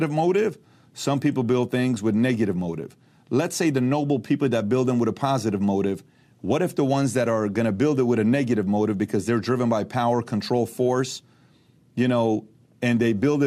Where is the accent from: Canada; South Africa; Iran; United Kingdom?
Iran; now in United States; I'm from Iran